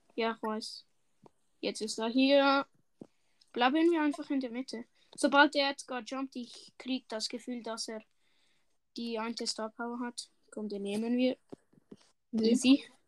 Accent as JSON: {"language": "German", "country": "Switzerland", "said": "Ich bin eigentlich erst der Schweizer"}